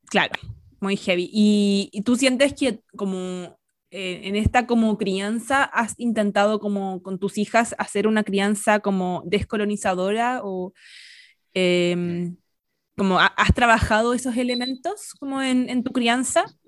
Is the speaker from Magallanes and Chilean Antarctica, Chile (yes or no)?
no; Santiago, Santiago Metropolitan Region, Chile; crecí en Las Condes